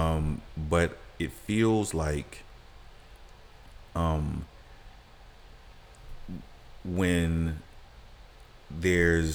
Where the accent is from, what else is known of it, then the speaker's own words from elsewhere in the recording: Atlanta, Georgia, United States; growing up in Atlanta in a certain period of time, like, public schools were kind of okay